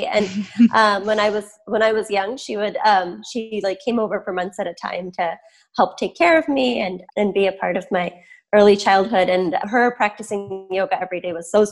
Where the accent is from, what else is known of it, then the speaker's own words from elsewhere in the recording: Michigan, United States; I grew up in Michigan. My parents moved here before I was born.